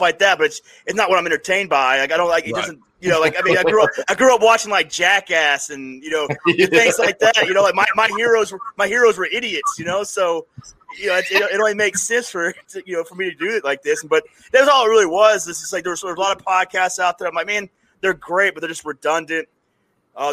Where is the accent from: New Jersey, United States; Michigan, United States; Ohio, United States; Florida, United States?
Florida, United States; Panama City; I'm from Panama City, Florida, so when I was in high school, we'd skip school to go hang out with the Spring Breakers